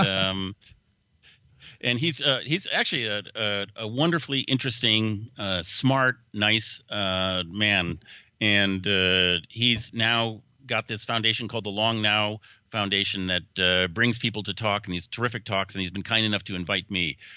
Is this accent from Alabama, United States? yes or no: no; Seattle, Washington, United States; moved away; also born or lived in Woodinville, Washington / Bellevue, Washington; it's my hometown.